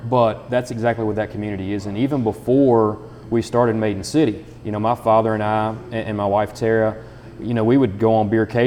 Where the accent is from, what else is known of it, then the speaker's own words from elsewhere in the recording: Nicholas County, Kentucky, United States; also born or lived in Harrison County, Kentucky; now in Cynthiana, United States; I am from Nicholas County